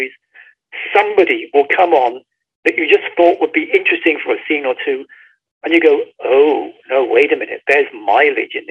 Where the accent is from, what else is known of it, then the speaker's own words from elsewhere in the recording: Bradford-on-Avon, South West England, United Kingdom; the outskirts of my hometown, which is Bradford-on-Avon in Wiltshire